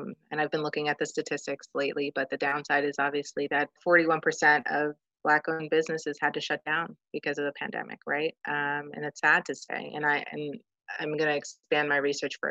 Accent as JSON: {"language": "English", "region": "New Jersey", "country": "United States", "tie": "born or raised there", "said": "I'm from New Jersey"}